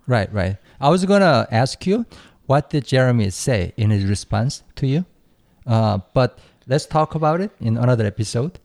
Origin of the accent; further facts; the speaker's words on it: Seoul, South Korea; born and raised in Seoul